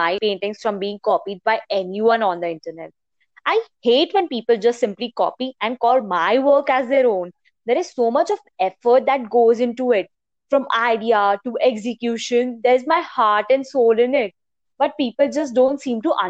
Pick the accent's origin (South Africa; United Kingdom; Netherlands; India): India; we, the citizens of India